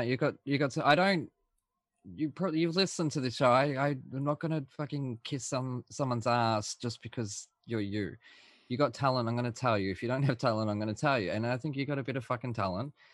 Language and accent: English; Australia; I'm the Aussie